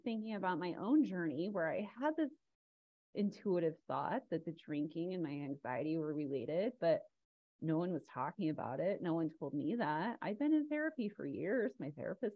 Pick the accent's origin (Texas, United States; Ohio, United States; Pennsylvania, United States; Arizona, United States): Arizona, United States; I grew up in Arizona.